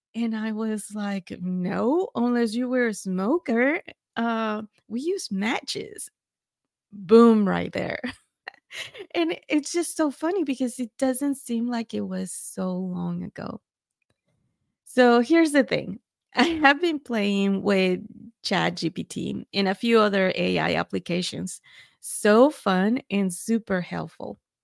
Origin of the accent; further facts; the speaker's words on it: Mexico; now in Texas, United States; I was born and raised in Mexico